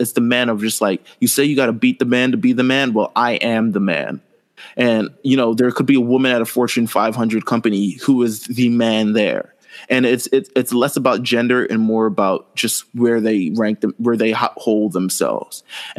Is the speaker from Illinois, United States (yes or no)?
no; New York, United States; I'm from New York.